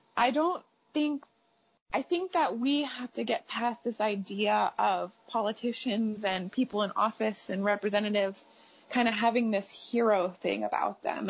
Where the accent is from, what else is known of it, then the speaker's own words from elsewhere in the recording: United States; we as American women